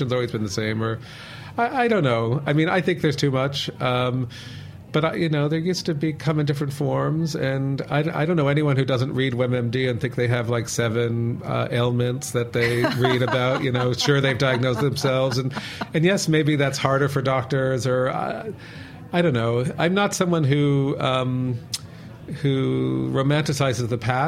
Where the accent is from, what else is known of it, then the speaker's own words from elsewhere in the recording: United States; I'm American